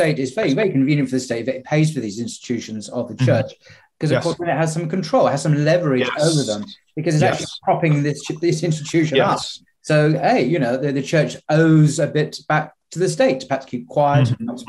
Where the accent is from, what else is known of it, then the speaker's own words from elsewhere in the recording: England, United Kingdom; as an Englishman